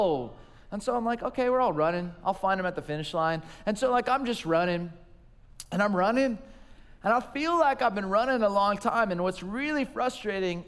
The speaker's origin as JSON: {"language": "English", "region": "Southern California", "country": "United States", "tie": "born or raised there", "said": "I grew up in Southern California in a small little town"}